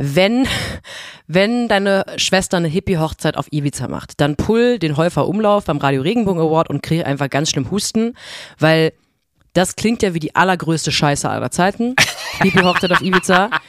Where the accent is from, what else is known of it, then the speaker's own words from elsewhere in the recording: near Europa-Park, Baden-Württemberg, Germany; moved away; ich bin in der Nähe vom Europapark groß geworden. Wir sind zehn Autominuten entfernt von diesem Vergnügungspark groß geworden.